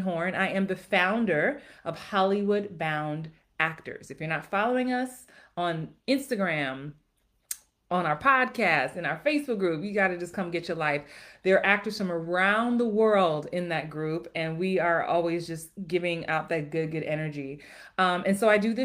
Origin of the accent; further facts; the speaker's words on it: Jamaica; I am Jamaican also